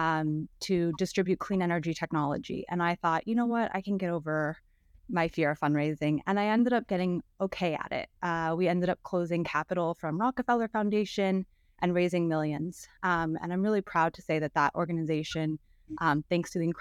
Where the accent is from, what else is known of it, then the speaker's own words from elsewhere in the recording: Los Angeles, California, United States; I was born and raised in Los Angeles.